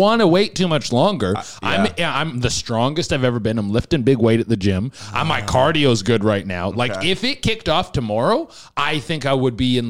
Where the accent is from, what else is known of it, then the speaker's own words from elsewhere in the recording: Canada; I'm Canadian